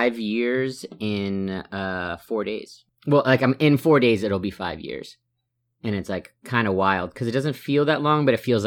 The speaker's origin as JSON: {"language": "English", "region": "New York", "country": "United States", "said": "from New York, formerly Daytona."}